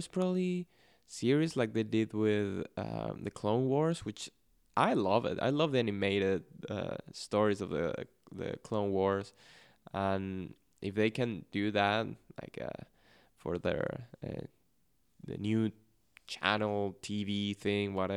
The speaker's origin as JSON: {"language": "English", "country": "Venezuela", "first_language": "Spanish", "second_language": "English", "said": "Spanish, especially in Venezuela, is spoken at a very fast pace. So that's my natural speed."}